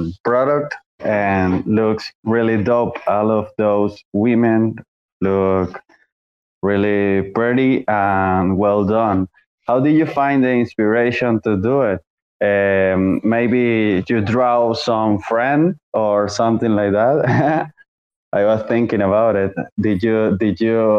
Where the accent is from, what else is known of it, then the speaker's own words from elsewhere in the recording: Venezuela; now in Chile; Soy de Venezuela. Vivo en Chile.